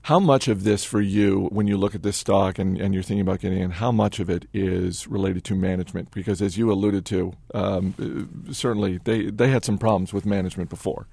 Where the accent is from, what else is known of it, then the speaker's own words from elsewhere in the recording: Northeast, United States; growing up in the Northeast